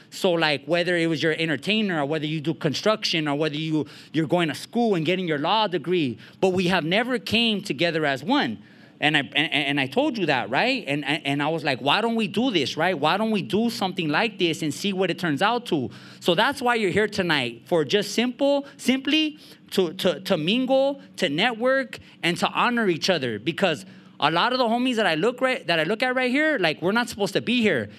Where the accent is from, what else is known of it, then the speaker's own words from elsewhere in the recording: Montebello, California, United States; I'm from East LA, from Montebello, and um, I'm from the barrio